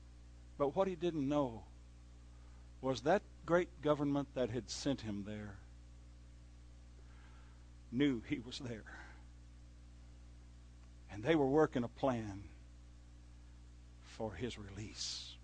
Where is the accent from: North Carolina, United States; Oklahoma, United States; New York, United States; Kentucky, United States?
Oklahoma, United States; moved away; I was raised in Redneck, Oklahoma.